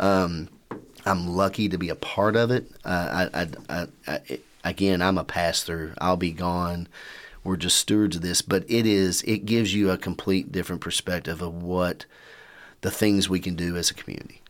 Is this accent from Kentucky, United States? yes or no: yes; Winchester, Kentucky, United States; also born or lived in Louisville, Kentucky / Lexington, Kentucky; I'm born and raised in Winchester